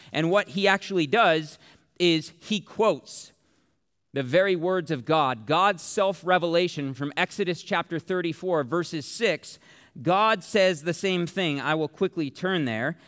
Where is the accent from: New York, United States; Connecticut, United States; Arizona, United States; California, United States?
Arizona, United States; Tempe; I'm from Tempe, which means I am from Sun Devil Country